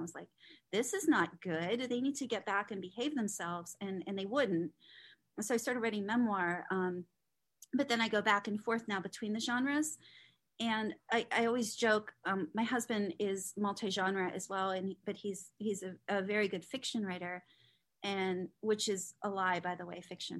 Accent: Trafford, North West England, United Kingdom; I grew up working class in Trafford.

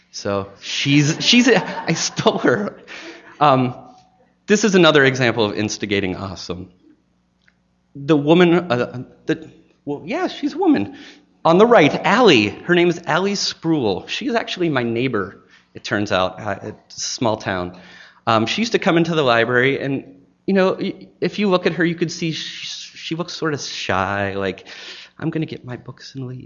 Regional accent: Maine, United States; now in Chattanooga, United States; I came from Maine to Chattanooga

